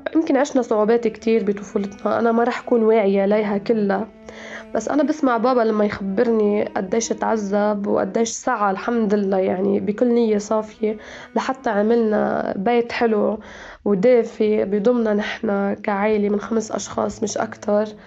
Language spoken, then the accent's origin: Arabic; Al-Marj, Beqaa, Lebanon; moved away as an adult; now in Beirut, Lebanon; ولدت وترعرعت بمنطقة البقاع الغربي بضيعة صغيرة اسمها المرج